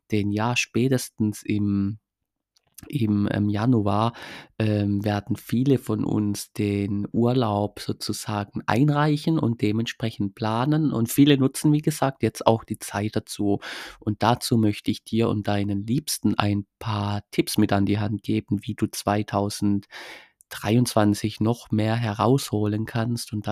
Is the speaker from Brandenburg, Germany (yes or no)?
no; Baden-Württemberg, Germany; ich komme aus Baden-Württemberg, ich habe da jetzt etwas mehr Glück.